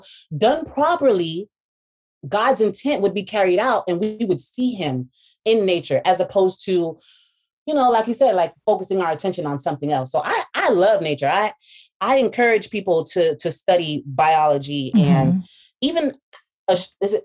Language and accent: English; United States; those of us from the States